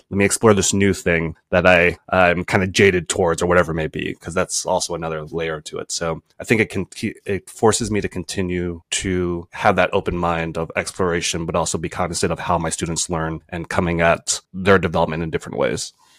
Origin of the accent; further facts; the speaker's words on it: East Coast, United States; moved away as an adult; also born or lived in California / Pennsylvania / Jamaica; now in Rhode Island, United States; I was originally from the East Coast